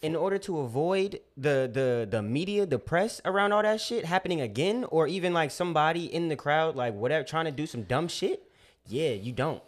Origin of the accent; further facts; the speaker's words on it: California, United States; I'm from Cali